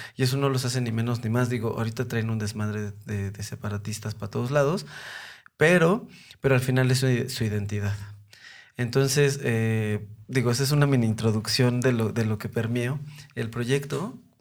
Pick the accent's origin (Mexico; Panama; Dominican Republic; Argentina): Mexico; Mexico City; yo soy de Coyoacán, yo soy nacido y crecido allá